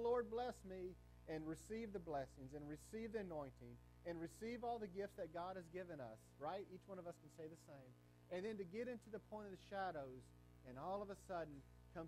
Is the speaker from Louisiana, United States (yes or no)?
yes; Ruston, Louisiana, United States; born or raised there